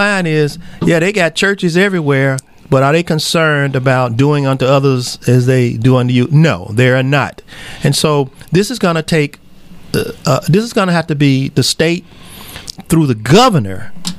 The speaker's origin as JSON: {"language": "English", "town": "Memphis", "region": "Tennessee", "country": "United States", "said": "being from Memphis, I love the blues"}